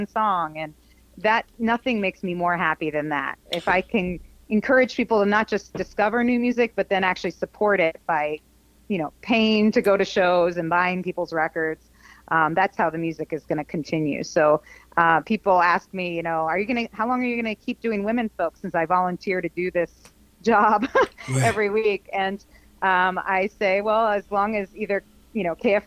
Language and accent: English; New Haven, Connecticut, United States; moved away as an adult; also born or lived in Ohio; now in Twin Cities, United States; I grew up in New England, in New Haven area of Connecticut, southern Connecticut